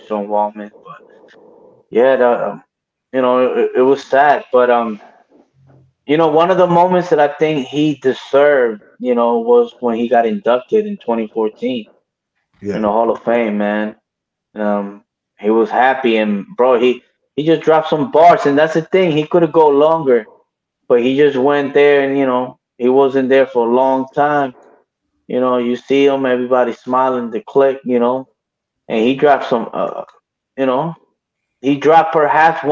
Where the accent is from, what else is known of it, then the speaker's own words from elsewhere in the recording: Puerto Rico; born and raised in Puerto Rico